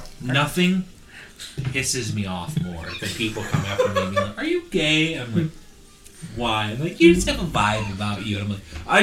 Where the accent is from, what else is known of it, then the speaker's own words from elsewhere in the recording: Lakewood, United States; growing up in Lakewood